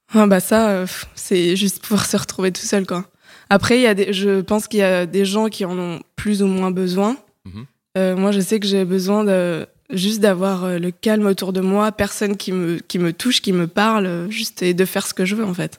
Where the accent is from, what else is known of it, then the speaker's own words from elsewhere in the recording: Paris, Île-de-France, France; moved away as an adult; also born or lived in French provinces; Je suis une Parisienne de 29 ans. Euh, récemment reparisienne plutôt, parce que j'ai grandi à Paris, mais je suis partie euh, un petit moment vivre en province